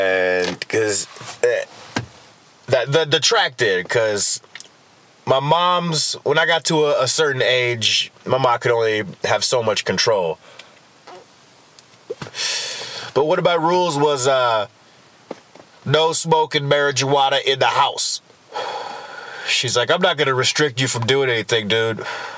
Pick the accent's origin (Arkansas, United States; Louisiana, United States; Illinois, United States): Illinois, United States; And it's odd, you know, I came from Illinois. It was a predominantly black school, which was my first experience with that.